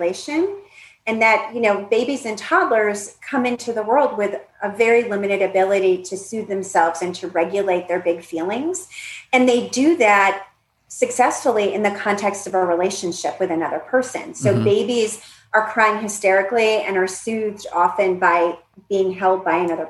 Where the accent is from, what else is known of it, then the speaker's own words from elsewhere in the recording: Northeast, United States; I grew up in the Northeast.